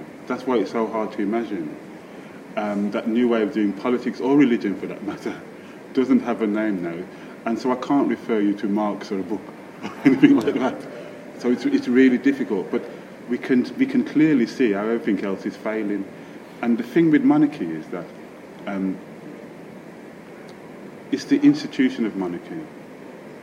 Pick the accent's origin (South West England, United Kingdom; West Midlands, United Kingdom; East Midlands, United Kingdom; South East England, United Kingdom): West Midlands, United Kingdom; Birmingham; my experiences of growing up in Birmingham, in Handsworth and Aston in Birmingham